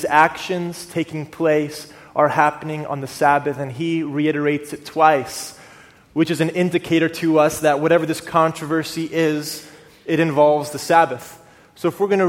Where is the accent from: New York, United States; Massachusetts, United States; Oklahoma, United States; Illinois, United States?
Oklahoma, United States; moved away as an adult; also born or lived in North Orange County, California / Austin, Texas; now in Orange County, United States; I moved out here after being born and raised in Oklahoma